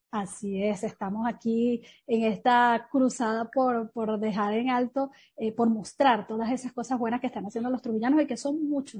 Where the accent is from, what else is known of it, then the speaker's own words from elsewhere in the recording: Trujillo, Venezuela; nuestro estado